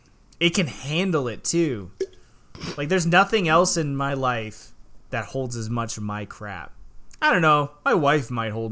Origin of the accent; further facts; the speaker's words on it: Seattle, Washington, United States; moved away; I'm from Seattle.